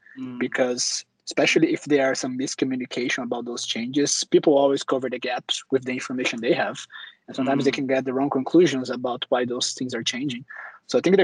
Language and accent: English; Brazil; moved away as an adult; also born or lived in Germany; now in Stockholm, Sweden; I'm originally from Brazil as well